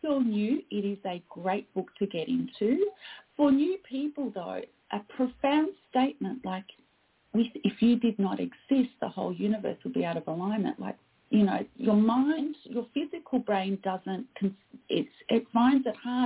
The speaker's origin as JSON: {"language": "English", "country": "Australia", "said": "I am Australian"}